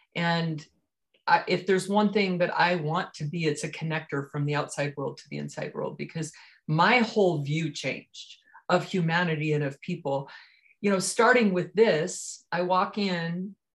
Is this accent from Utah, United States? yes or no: yes; Richfield, Utah, United States; also born or lived in Highland, Utah; I grew up here in Utah, in southern Utah, in Richfield, actually, small town outside the outskirts of Richfield